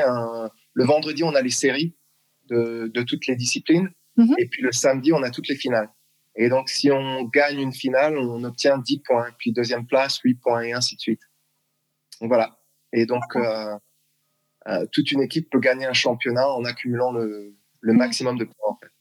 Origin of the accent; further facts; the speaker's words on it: Strasbourg, Grand Est, France; moved away as an adult; also born or lived in Massachusetts, United States / South Carolina, United States; now in Texas, United States; Je suis né à Strasbourg, euh, d'une mère alsacienne et mon père qui, euh, qui était d'Haïti